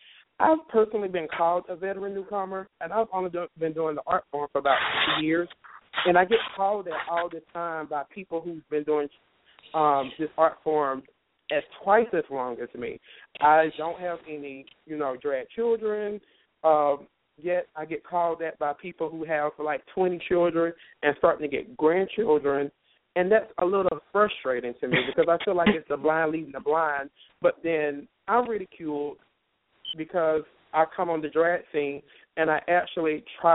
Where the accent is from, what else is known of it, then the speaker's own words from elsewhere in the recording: Indianapolis, Indiana, United States; actually, and I'm from Indianapolis, Indiana.